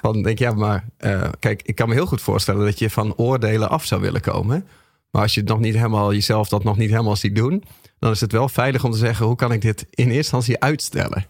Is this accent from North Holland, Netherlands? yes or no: no; Groningen, Netherlands; Ik ben een Groninger.